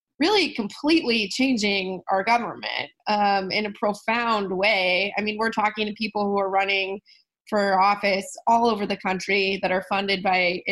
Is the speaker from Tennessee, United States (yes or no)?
no; California, United States; I am from California